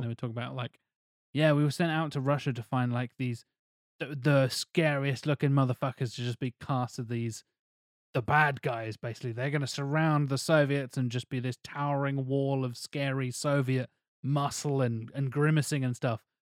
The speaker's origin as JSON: {"language": "English", "country": "United Kingdom", "said": "us being the British"}